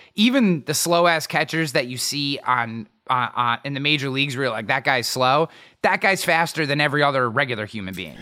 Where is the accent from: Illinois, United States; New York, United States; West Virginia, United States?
New York, United States; near Albany; also born or lived in Latham, New York; I grew up way out in the middle of nowhere in a town of nine hundred people, but the closest town that anybody would know is Albany